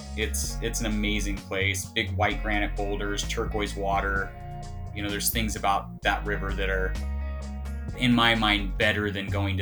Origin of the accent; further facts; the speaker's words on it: California, United States; also born or lived in Grass Valley, California; I'm from California